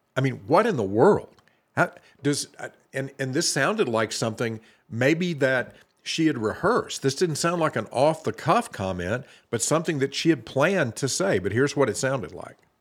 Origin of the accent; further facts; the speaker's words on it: the South, United States; I grew up in the South